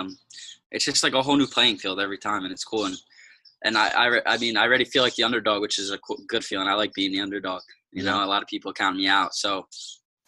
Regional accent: New Jersey, United States; moved away as an adult; my parents and everybody that supported me growing up in New Jersey wrestling

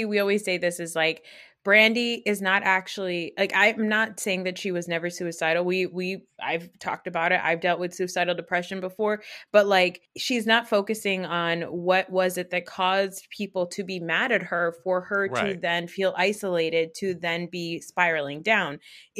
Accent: New Jersey, United States; So, you know, I'm from Jersey. I love watching the Jersey cast at the shore.

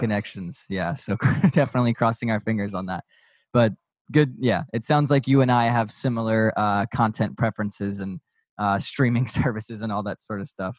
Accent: Raleigh, North Carolina, United States; now in Georgia, United States; growing up in Raleigh, there were you know a couple rinks

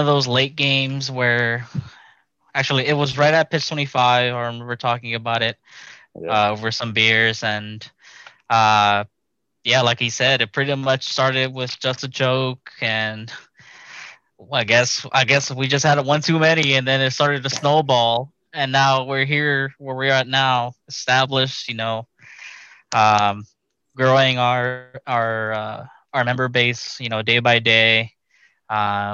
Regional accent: Houston, Texas, United States; also born or lived in Washington, D.C.; I was born in Washington, D.C., like at a very young age, but then brought over to Houston at a really, really young age. So I was raised here in Houston

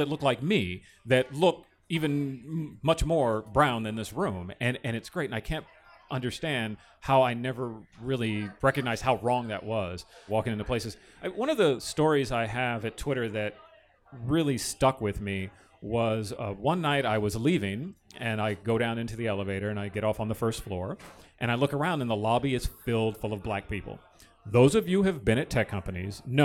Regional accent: San Jose, California, United States; I was born and raised in San Jose

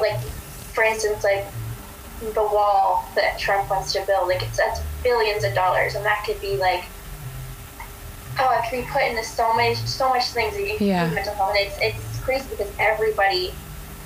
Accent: Springfield, United States; I grew up in Springfield. I went to Springfield public schools until fourth grade

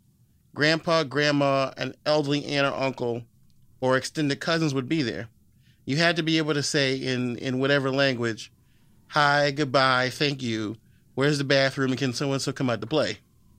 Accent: Virginia, United States; You're from Montgomery County, I'm from Loudoun County.

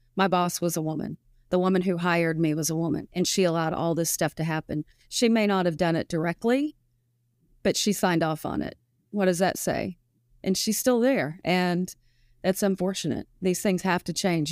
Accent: Fayetteville, Arkansas, United States; I'm from Arkansas

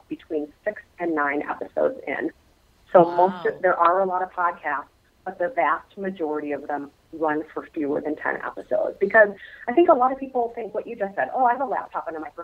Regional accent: Minnesota, United States; moved away; I am a native Minnesotan

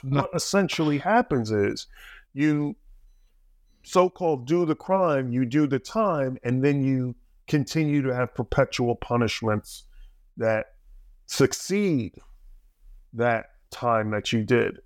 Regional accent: New Jersey, United States; I grew up in Jersey, a little bit south

